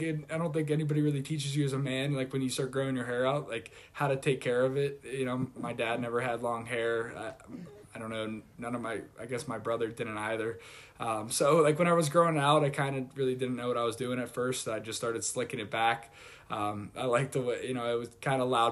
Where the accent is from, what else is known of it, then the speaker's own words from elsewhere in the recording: Pittsburgh, Pennsylvania, United States; moved away as an adult; also born or lived in Michigan; now in New England, United States; I'm from Pittsburgh, went to Michigan, and then ended up here in New England